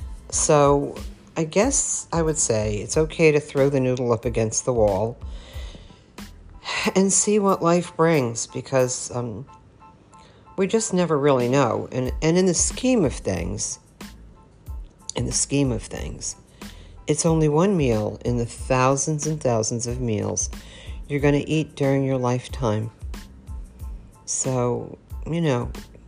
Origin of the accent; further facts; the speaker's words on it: New York, United States; growing up in New York, I grew up with a lot of Italians